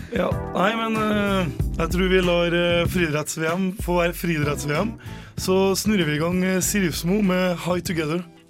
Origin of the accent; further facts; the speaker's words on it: Åsen, Trøndelag, Norway; Jeg er fra Åsen